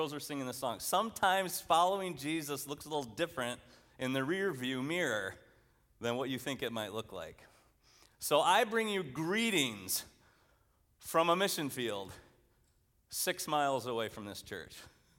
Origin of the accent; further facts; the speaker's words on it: Allendale, Michigan, United States; I grew up in Christian Reformed Church, Allendale, Michigan.